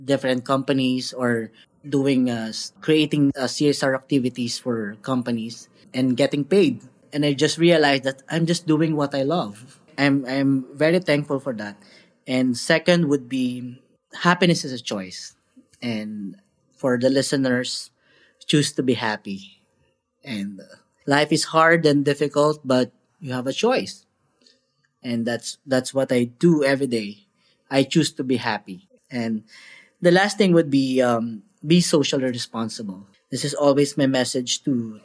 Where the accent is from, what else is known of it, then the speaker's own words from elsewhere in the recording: Philippines; as a Filipino